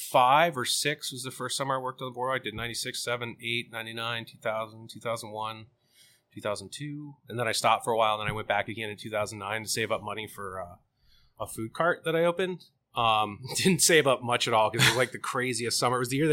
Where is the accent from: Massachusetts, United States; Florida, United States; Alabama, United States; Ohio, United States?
Florida, United States; Sarasota; born there; I'm like, I'm not from New Jersey. I was born in Sarasota, Florida.